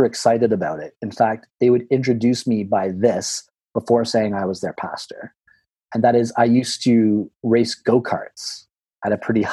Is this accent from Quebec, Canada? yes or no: no; Burlington, Ontario, Canada; moved away; my hometown of Burlington